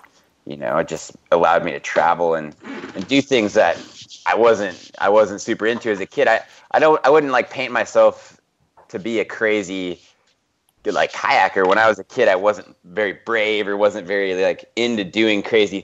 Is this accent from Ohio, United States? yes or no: no; Bozeman, Montana, United States; I grew up in Bozeman, Montana